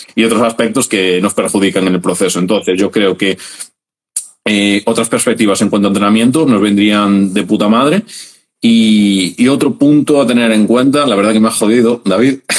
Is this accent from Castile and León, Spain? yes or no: no; Galicia, Spain; soy un chaval de Galicia